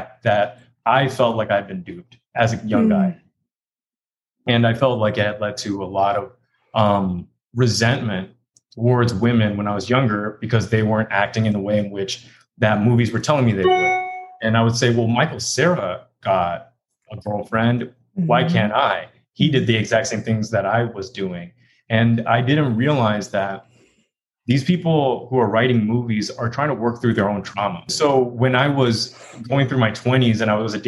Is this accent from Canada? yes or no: no; Hong Kong; also born or lived in London / Texas; now in New York, United States; I am from London, but I was raised in Hong Kong and then moved to Texas